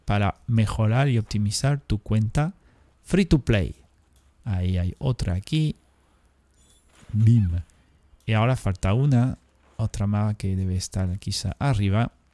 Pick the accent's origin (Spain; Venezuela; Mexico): Spain; nosotros tenemos Andalucía y, la zona, yo qué sé, por la eh, Cataluña